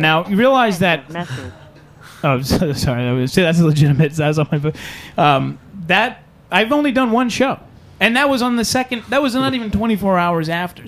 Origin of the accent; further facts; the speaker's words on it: New York City, New York, United States; moved away; I'm originally from Staten Island